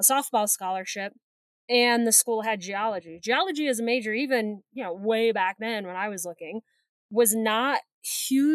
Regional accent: Indiana, United States; also born or lived in Ohio; I was born in Ohio, but moved to Indiana when I was like 4

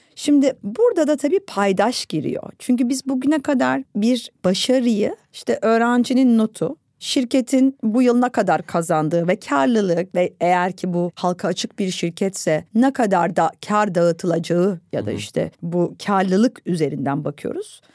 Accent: Istanbul, Turkey; Ben İstanbul'da doğdum, büyüdüm ve bu şehri çok seven bir insanım

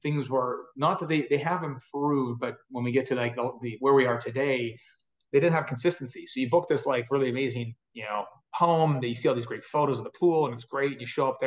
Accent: Edmonton, Alberta, Canada; also born or lived in Big Island, Hawaii; I'm from Edmonton, Canada

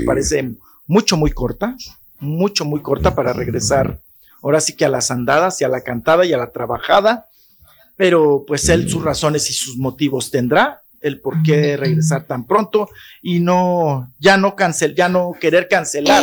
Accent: Chihuahua, Mexico; en mi pueblo, en Chihuahua

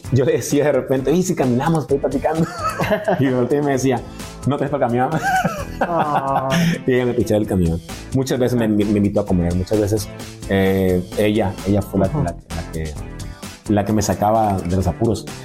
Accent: Mexico; porque nuestra música sea cada vez digna de representarnos como mexicanos.

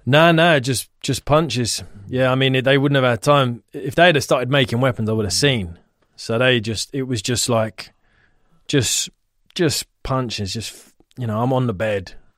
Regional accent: Ivybridge estate, near Richmond and Twickenham, London, United Kingdom; we grew up on Ivy Bridge and it was very close to Richmond and Twickenham

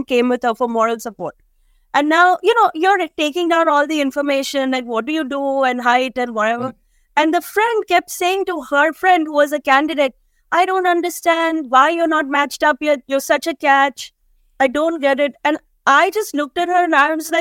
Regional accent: India; now in United States; we come from India where everybody has kids

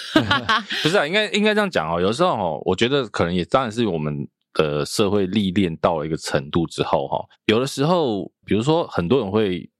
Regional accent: Taiwan; 一般我们台湾人都会问

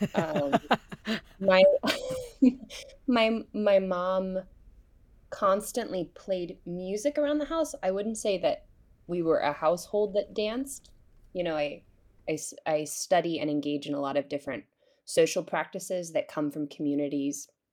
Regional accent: Hillsborough, North Carolina, United States; I grew up in Hillsborough, North Carolina

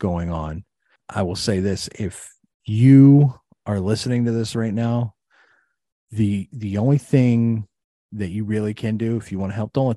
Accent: East Palestine, Ohio, United States; It's my hometown

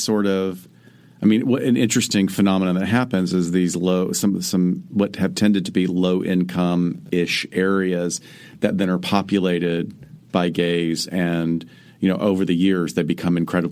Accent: Huntsville, Alabama, United States; now in Los Angeles, United States; my hometown in Huntsville, Alabama

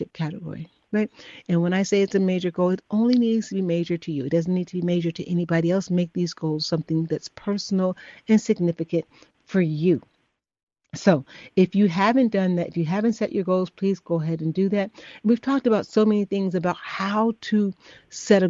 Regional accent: Chicago, Illinois, United States; I'm from Chicago as well.

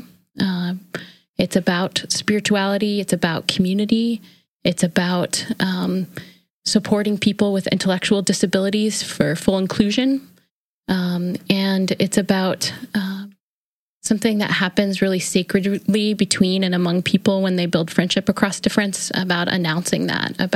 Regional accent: Hamburg, New York, United States; I grew up in Buffalo, New York, actually in a little suburb south of Buffalo called Hamburg, New York

